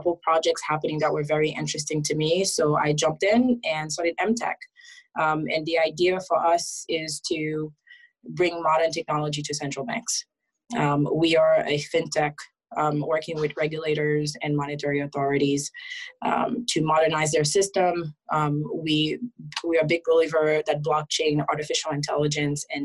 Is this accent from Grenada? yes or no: no; Haiti; now in United States; I was originally born and raised in Haiti. Moved after a lot of political turmoil. So my mom and I end up migrating to the US as asylum seekers.